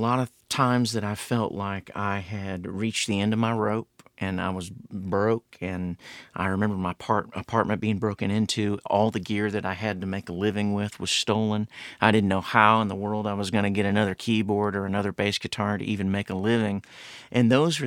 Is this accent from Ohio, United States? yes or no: yes; Columbus, Ohio, United States; moved away as an adult; now in Nashville, United States; I grew up in Columbus, Ohio